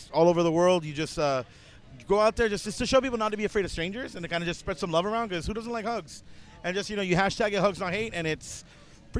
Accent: Puerto Rico; moved away; also born or lived in Virgin Islands; I grew up in Puerto Rico in the Virgin Islands

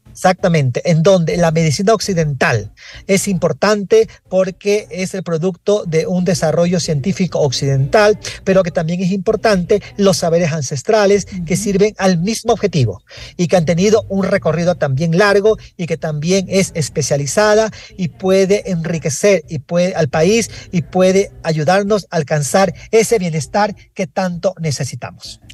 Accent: Ecuador; todos somos ecuatorianos

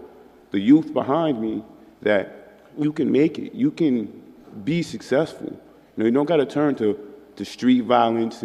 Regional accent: Albany, New York, United States; I'm proud to say I'm from New York. I'm proud to say I'm from Albany, New York

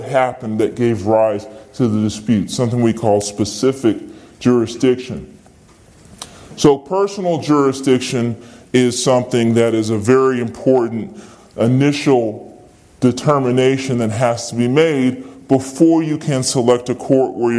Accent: Virginia, United States; I'm from Virginia

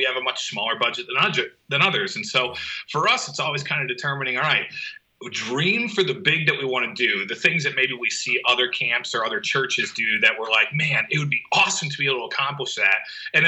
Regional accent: New England, United States; also born or lived in Midwest; I grew up in New England area and then went to school out in the Midwest.

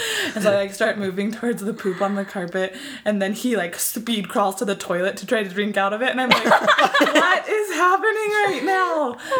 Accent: St. George, Utah, United States; We're both from St. George, Utah.

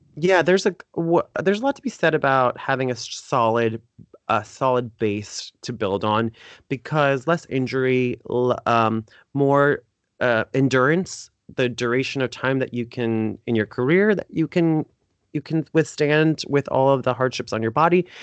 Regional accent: Fort Lauderdale, Florida, United States; Fort Lauderdale where I was born and raised

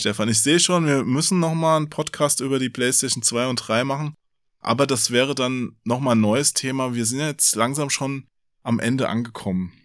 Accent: Offenbach area, Hesse, Germany; Ich bin ja auch in der Gegend da aufgewachsen und habe auch äh, in Frankfurt ja gearbeitet

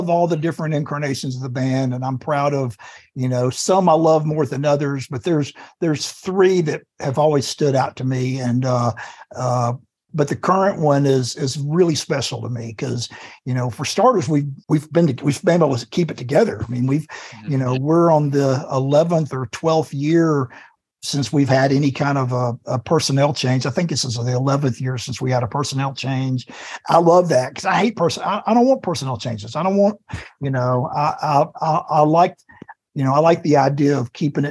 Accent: the South, United States; moved away as an adult; also born or lived in Muscle Shoals, Alabama / Athens, Georgia; now in Portland, United States; I spent 51 years living in the South

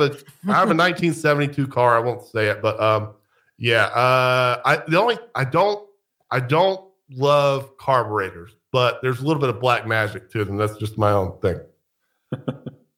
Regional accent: United States; I'm American.

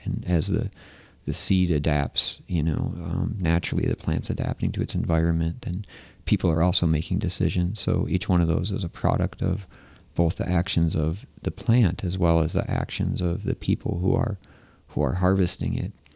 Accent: Michigan, United States; I'm from Michigan

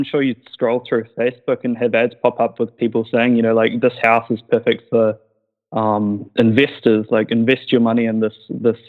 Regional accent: Christchurch, Canterbury, New Zealand; I'm from Christchurch. I'm not sure if you've heard of that city before in New Zealand.

